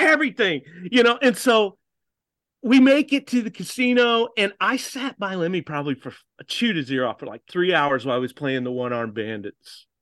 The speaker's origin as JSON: {"language": "English", "country": "United States", "accent": "American", "said": "they were shocked when they heard my accent"}